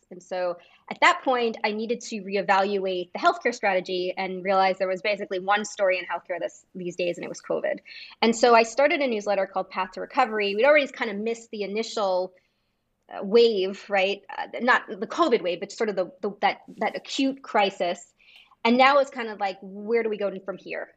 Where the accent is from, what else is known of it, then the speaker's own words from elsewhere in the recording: United States; as an American